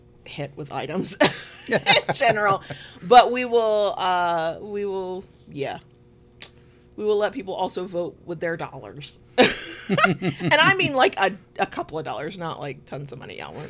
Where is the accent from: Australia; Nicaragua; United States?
United States; the South; accent: southern; my southern accent